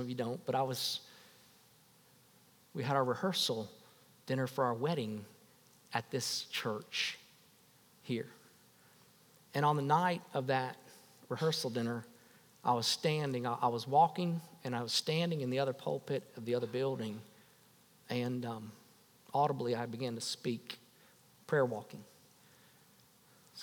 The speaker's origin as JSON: {"language": "English", "town": "West Palm Beach", "region": "Florida", "country": "United States", "tie": "born or raised there", "said": "I went back home, West Palm Beach. I was a girl from West Palm Beach. I went back home and I had a fort in my backyard"}